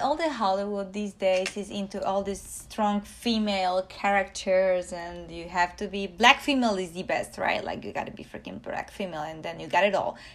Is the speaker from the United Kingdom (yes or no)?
no; Poland; moved away; I come from Poland